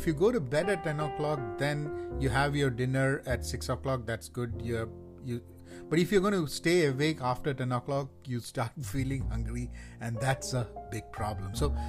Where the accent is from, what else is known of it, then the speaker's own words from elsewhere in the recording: India; first language Malayalam; English is a second language; English is not my first language. My first language is Malayalam